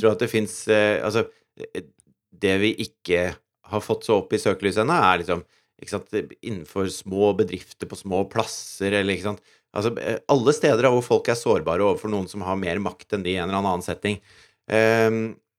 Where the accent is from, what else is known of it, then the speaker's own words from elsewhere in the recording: Norway; som nordmann